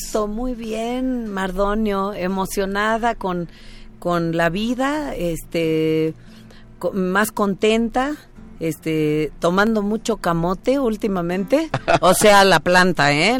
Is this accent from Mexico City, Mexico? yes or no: no; Oaxaca, Mexico; mi tierra, ahora que estoy en Oaxaca